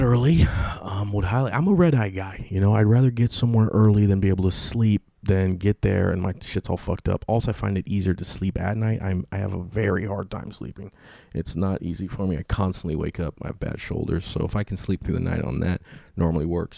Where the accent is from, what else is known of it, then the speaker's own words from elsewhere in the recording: California, United States; I'm from California